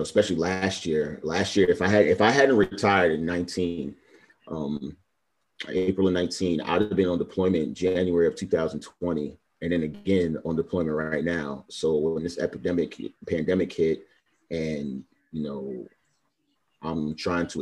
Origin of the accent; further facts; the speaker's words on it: New York City, New York, United States; moved away; also born or lived in Miami, Florida; I'm originally from Brooklyn, New York, but I lived in Miami like the last almost 7 years before I joined the Navy